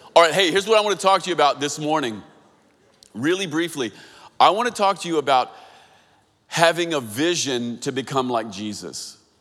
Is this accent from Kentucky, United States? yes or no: yes; Kentucky, United States; this feels like my home state